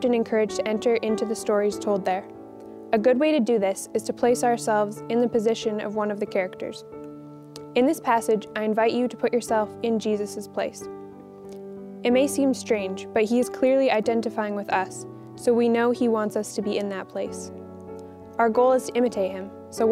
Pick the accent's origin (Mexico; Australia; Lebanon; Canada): Canada; Quesnel, British Columbia; moved away; I'm a third year here at St. Therese, and I'm from Quesnel, BC